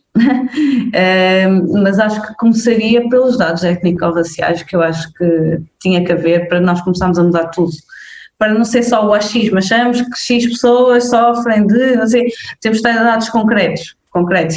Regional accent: Mangualde, Viseu, Portugal; also born or lived in Felgueiras; eu cresci em, em Mangual, Viseu

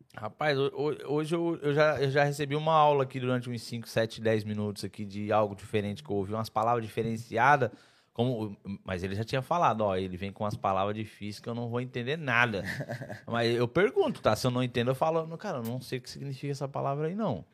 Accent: Santa Catarina, Brazil; eu sou eu sou de Santa Catarina

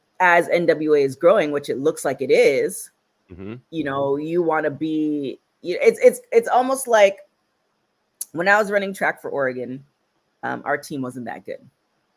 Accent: Canada; now in United States

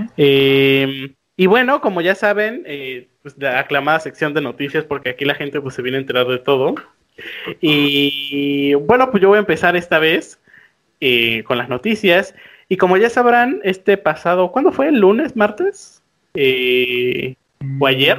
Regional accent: Mexico; nosotros como mexicanos

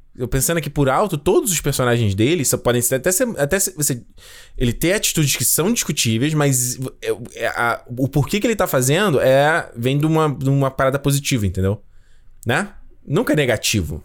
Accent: São Luís, Maranhão, Brazil; now in São Paulo, Brazil; sou de São Luís do Maranhão mas moro aqui em São Paulo

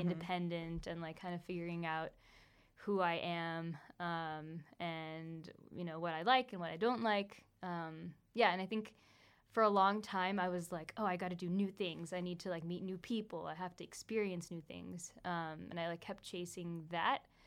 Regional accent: Folsom, California, United States; moved away as an adult; also born or lived in Pennsylvania; now in New York, United States; growing up in Folsom

